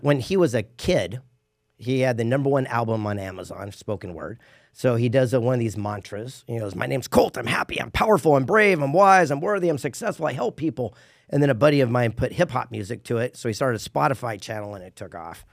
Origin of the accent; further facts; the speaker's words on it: San Diego, California, United States; I grew up in San Diego